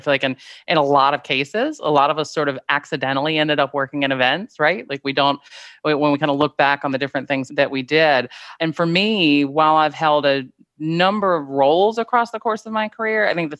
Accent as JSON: {"language": "English", "town": "Greenville", "region": "South Carolina", "country": "United States", "tie": "born or raised there", "moved": "yes", "lives_now": "New York, United States", "said": "I was born and raised in Greenville, South Carolina. I've been in New York quite a long time now. I still claim my Southern roots."}